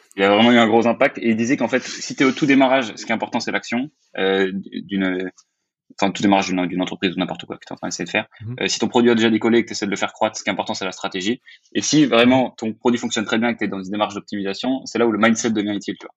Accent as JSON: {"language": "French", "country": "France", "said": "je suis français"}